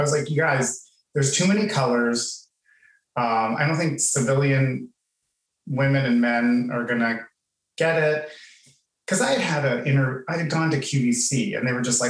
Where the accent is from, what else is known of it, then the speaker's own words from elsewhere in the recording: Pittsburgh, Pennsylvania, United States; moved away; also born or lived in Miami; I'm from Pittsburgh